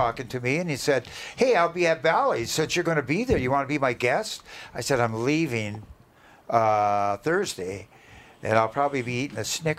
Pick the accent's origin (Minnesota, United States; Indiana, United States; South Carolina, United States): Minnesota, United States; Minneapolis; He says, where are you from? I said, Minneapolis.